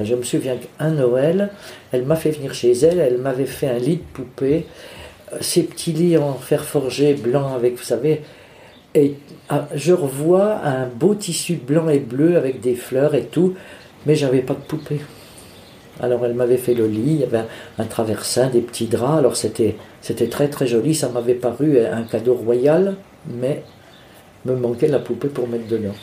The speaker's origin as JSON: {"language": "French", "town": "Bourges", "region": "Centre-Val de Loire", "country": "France", "tie": "born or raised there", "also_born_or_lived": "Charleville-Mézières, Ardennes", "lives_now": "Vierzon, France", "said": "je suis né à Mézières-Charleville, dans les Ardennes, mais je n'y ai pas vécu parce que quand j'ai eu 3 ans, mes parents ont déménagé, sont venus s'installer dans le Berry. ils sont venus à Bourges"}